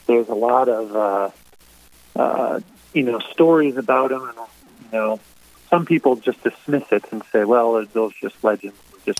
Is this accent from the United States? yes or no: yes; Brainerd, Minnesota, United States; also born or lived in Duluth, Minnesota / Eveleth, Minnesota / Virginia, Minnesota; it's not quite my hometown, but it's very near. I mean, I went to Brainerd High School, and so it's good to be back home near the family